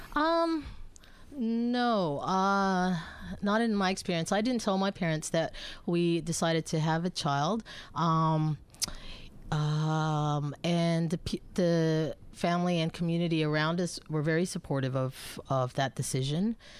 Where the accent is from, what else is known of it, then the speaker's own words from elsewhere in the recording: Bangkok, Thailand; moved away as an adult; also born or lived in Philippines / United States; now in Melbourne, Australia; my parents are both Filipinos, so I'm originally from the Philippines, but I was actually born and raised in Bangkok